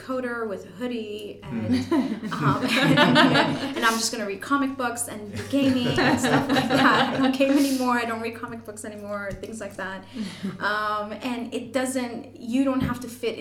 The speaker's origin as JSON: {"language": "English", "town": "Toronto", "region": "Ontario", "country": "Canada", "accent": "Canadian", "moved": "as an adult", "lives_now": "Ireland", "said": "I'm Canadian, you probably can tell with the accent. I'm from Toronto, proud Torontonian"}